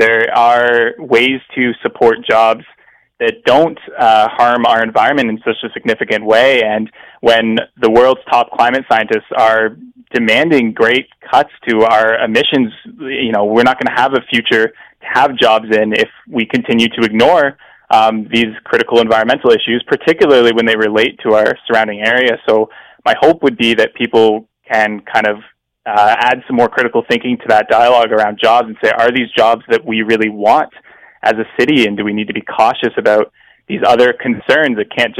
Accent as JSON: {"language": "English", "region": "London", "country": "United Kingdom", "tie": "born or raised there", "said": "I grew up in London."}